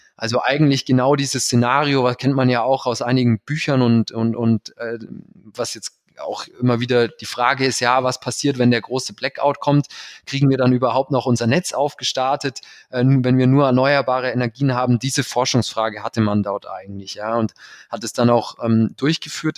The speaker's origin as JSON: {"language": "German", "area": "Allgäu", "region": "Bavaria", "country": "Germany", "also_born_or_lived": "Berlin / Canada", "said": "bin dann zurück in meine Heimat"}